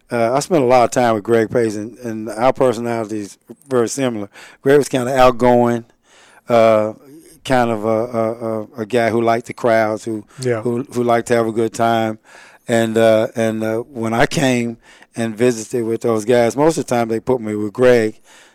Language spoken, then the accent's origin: English; Winchester, Kentucky, United States; I'm from Winchester, Kentucky.